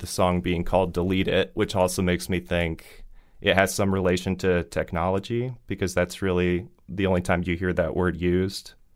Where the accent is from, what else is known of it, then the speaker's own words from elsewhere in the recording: Fort Wayne, Indiana, United States; a DIY basement venue in my hometown